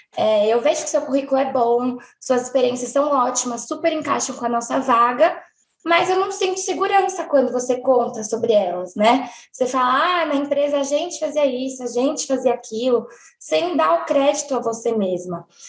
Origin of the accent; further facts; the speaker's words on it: São Paulo, Brazil; eu tenho 29 anos, e eu sou de São Paulo.